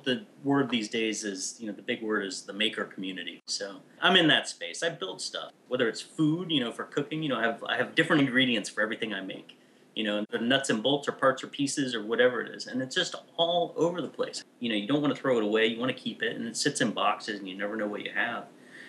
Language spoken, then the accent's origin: English; United States; But I'm American, so.